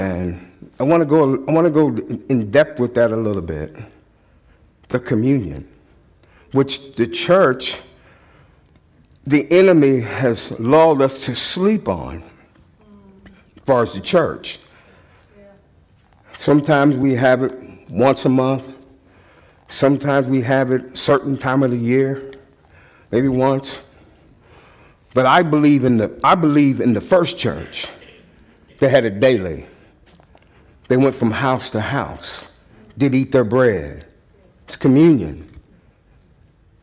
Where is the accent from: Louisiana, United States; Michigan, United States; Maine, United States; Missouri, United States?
Missouri, United States; moved away as an adult; also born or lived in Dodge City, Kansas; I came home from Kansas back to Missouri